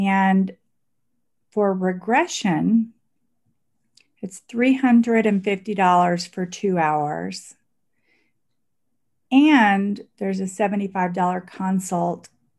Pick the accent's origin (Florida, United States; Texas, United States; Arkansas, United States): Texas, United States; Dallas; also born or lived in Milan, Italy; I grew up partly in Dallas and partly in Italy, in Milan.